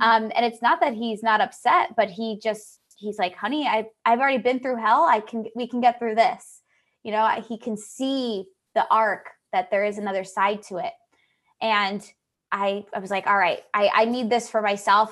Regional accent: Pennsylvania, United States; we're from Pennsylvania

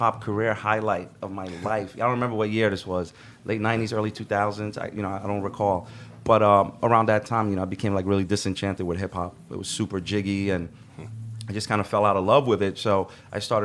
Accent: Sudan; now in New York, United States; I'm from Sudan

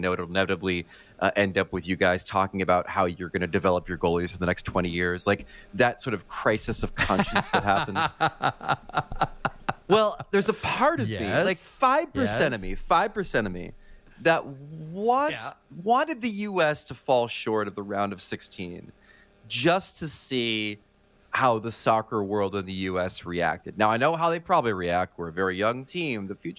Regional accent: United States; while I am a patriot, while I am an American, a rock-ribbed American underneath all this Thanksgiving chub

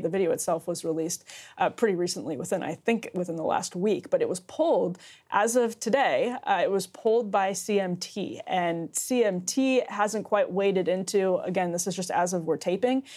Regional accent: Wisconsin, United States; now in Washington, D.C., United States; the 7,000 person city that I grew up in in Wisconsin

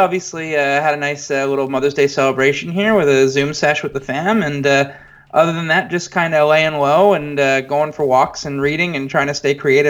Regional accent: Montreal, Quebec, Canada; moved away as an adult; now in Toronto, Canada; I was born in Montreal, Canada. I grew up there and basically lived there until the age of, God, maybe like 20 or so. And then I moved to Toronto, Canada, where I've been the last, 7 or 8 years now.

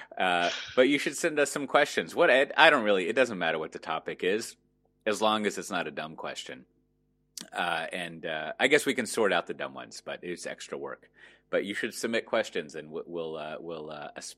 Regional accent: Texas, United States; I'm from Texas

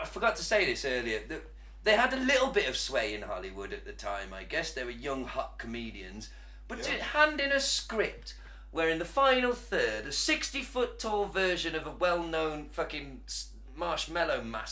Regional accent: United Kingdom; as British people

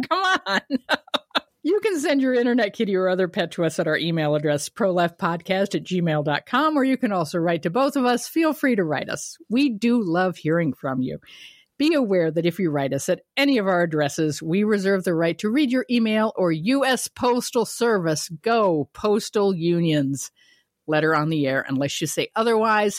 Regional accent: Kent, Ohio, United States; moved away; also born or lived in Ravenna, Ohio; I was born in Ohio, everybody, in Ravenna, raised in Kent.

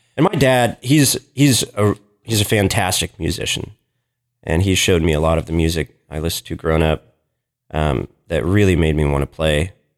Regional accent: Lexington, Kentucky, United States; also born or lived in Portland, Oregon; my family moved to Kentucky when I was six. And, um, so I was raised here, grew up in Lexington, didn't leave Lexington too much

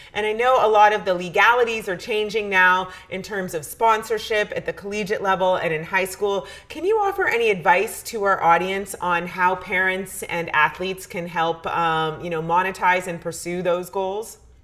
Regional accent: Canada; As a Canadian

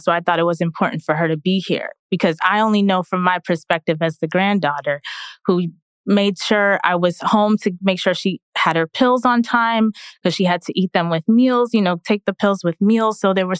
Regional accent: Queens, New York, United States; So my family, I'm first generation Jamaican American. My family's from Jamaica.

